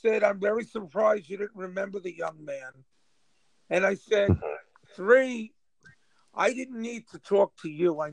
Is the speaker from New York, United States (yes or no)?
yes; New York City, New York, United States; I grew up in Auburn when it was called the Projects.